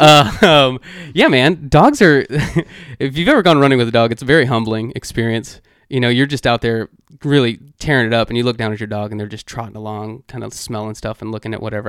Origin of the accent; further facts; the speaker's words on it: Dallas, Texas, United States; now in Washington, D.C., United States; I'm from Dallas originally